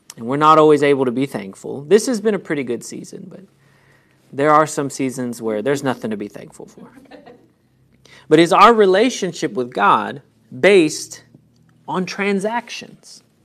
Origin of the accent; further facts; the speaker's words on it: United States; I was born in the United States